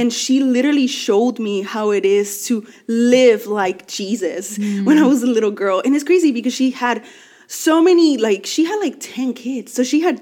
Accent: Los Angeles, California, United States; also born or lived in Mexico; I'm from

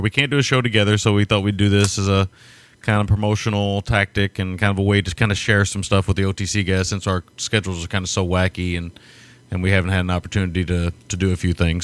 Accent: United States; being an American

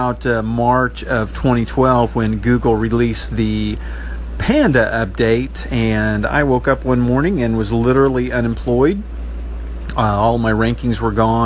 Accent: Enid, Oklahoma, United States; I started my own media company here in my hometown. It's at enidbuzz.com

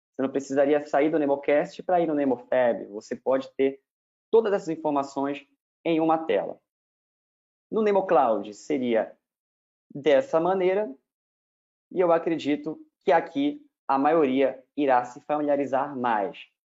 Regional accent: Belém, Pará, Brazil; moved away as an adult; also born or lived in Ribeirão Preto / Rio de Janeiro; eu sou de Belém, fiz a minha graduação em Belém

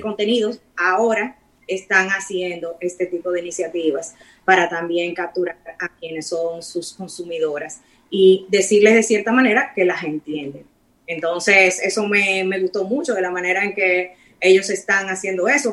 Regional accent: Dominican Republic; nosotros somos República Dominicana

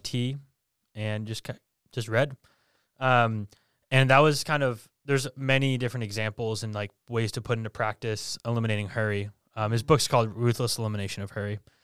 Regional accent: Bedford, New Hampshire, United States; I born and raised in Bedford, New Hampshire

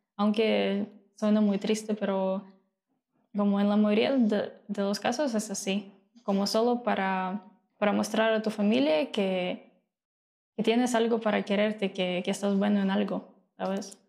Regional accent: Mariupol, Donetsk Oblast, Ukraine; Spanish is a second language; moved away as an adult; also born or lived in Odesa, Ukraine; now in Mexico; yo vivo en Odessa ya hace seis años, okay. pero nací en Mariupol, en el este de Ucrania, okay. y pues vivía ahí hasta que me mudé a Odessa para estudiar y vivir ahí

